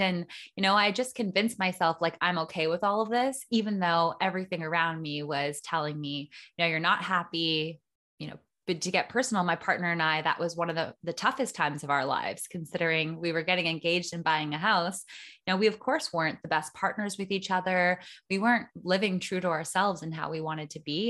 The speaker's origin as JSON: {"language": "English", "area": "small town four hours north of Toronto", "region": "Ontario", "country": "Canada", "tie": "born or raised there", "moved": "as an adult", "lives_now": "Costa Rica", "said": "I was born in a small town about four hours north of Toronto and lived in Canada basically my whole life"}